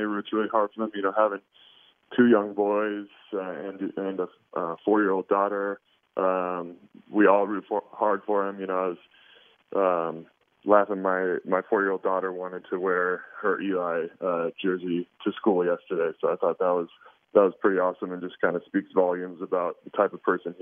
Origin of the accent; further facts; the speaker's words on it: Oregon, United States; I was born and raised in Oregon, but grew up on kind of the other side of the mountain range